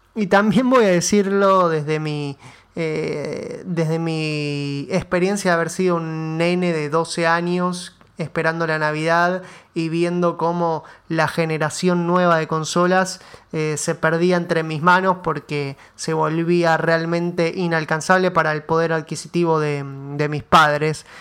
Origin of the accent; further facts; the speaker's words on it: Argentina; nuestro país